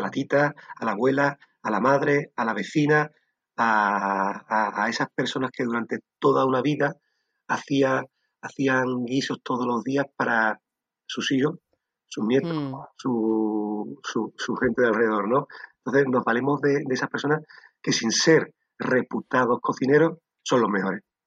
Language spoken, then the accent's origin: Spanish; Sanlúcar de Barrameda, Andalusia, Spain; moved away as an adult; soy un sanluqueño amante de Sanlúcar de Barrameda, mi tierra. Eh, durante muchos años viví fuera y llegué, llegó un momento en mi vida que necesité volver